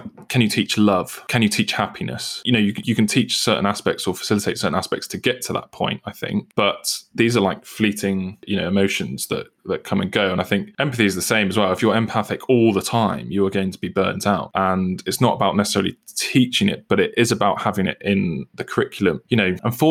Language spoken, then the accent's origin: English; United Kingdom; I'm British